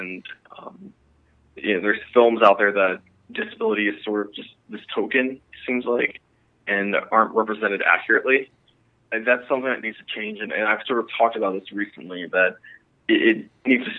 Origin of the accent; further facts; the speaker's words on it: Delaware, United States; now in Los Angeles, United States; I was born in Delaware originally